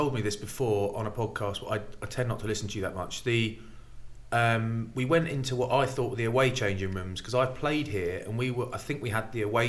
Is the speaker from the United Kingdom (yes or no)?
yes; England, United Kingdom; So I don't care that I'm English